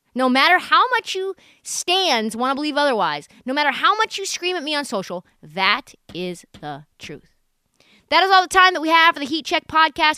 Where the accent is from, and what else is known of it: Portland, Oregon, United States; born or raised there